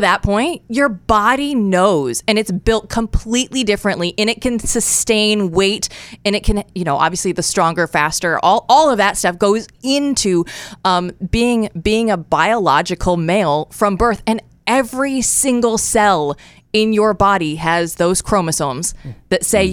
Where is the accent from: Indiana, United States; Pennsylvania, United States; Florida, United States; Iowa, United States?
Iowa, United States; moved away as an adult; also born or lived in Des Moines, Iowa / Portland, Oregon / Eugene, Oregon; moved originally from Iowa, born and raised. I was a Hawkeye growing up